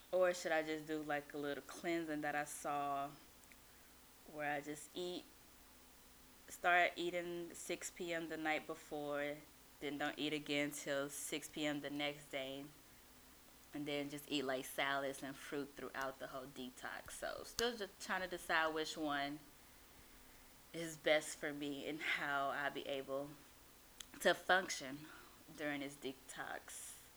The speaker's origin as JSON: {"language": "English", "town": "Houston", "region": "Texas", "country": "United States", "said": "I'm from Houston, so but my family's from Louisiana, but I'm from Houston"}